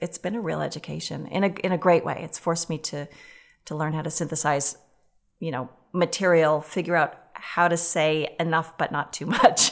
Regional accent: Boston, Massachusetts, United States; moved away as an adult; also born or lived in Weston, Massachusetts / Los Angeles / New York; now in Minneapolis, United States; grew up in Weston till, till junior high

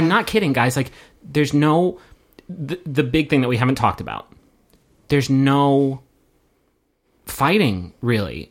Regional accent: United States; as American viewers

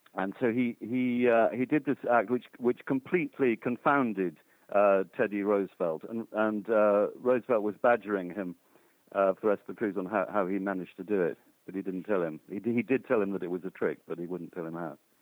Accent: United Kingdom; being British myself

